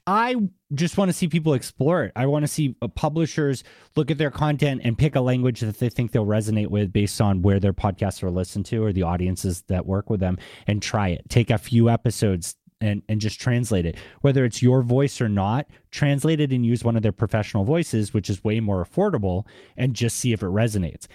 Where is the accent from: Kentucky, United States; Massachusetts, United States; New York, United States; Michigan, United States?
Massachusetts, United States; Boston; accent: Boston; my Boston accent